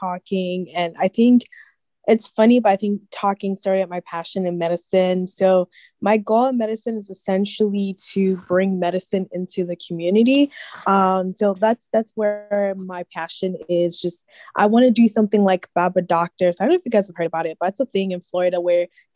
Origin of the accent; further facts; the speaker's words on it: Kumasi, Ashanti, Ghana; moved away as an adult; also born or lived in Columbus, Ohio, United States; now in United States; I was born in Ohio, in Columbus, but I actually grew up in Ghana.